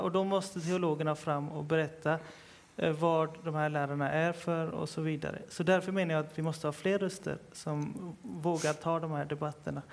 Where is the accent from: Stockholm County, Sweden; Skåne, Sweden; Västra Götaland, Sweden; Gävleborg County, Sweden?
Västra Götaland, Sweden; Partille; jag är för, själv född och uppvuxen i Partille